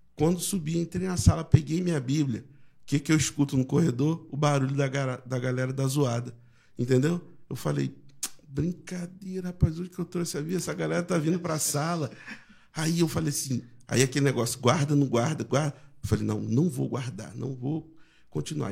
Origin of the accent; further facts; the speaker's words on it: Rio de Janeiro, Brazil; moved away as an adult; now in São Luís, Brazil; eu nasci em Jacarepaguá, na capital, no Rio de Janeiro